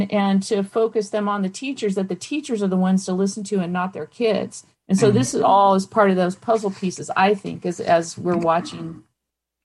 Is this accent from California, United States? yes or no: yes; Campbell, California, United States; I grew up in Campbell